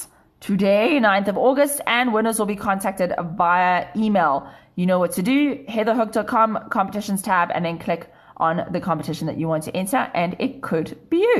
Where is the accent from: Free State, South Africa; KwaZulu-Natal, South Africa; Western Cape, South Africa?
Western Cape, South Africa; Cape Town; now in Johannesburg, South Africa; I'm originally from Cape Town. I've been in Joburg for 10 years.